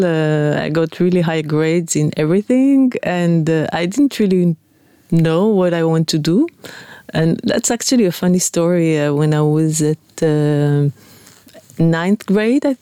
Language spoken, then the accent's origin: English; Netanya, Central District, Israel; I grew up in Netanya, by the beach